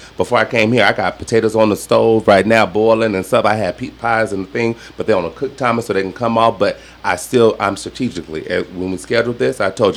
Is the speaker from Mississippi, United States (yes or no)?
no; Southern Nevada, United States; I'm not Southern, but I'm from Southern Nevada is what I call it.